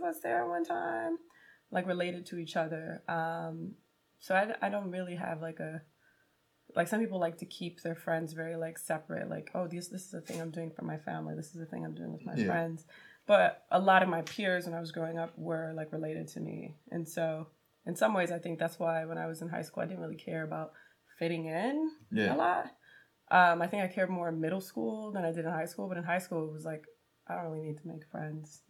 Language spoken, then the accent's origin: English; Southern California, United States; I'm from Southern California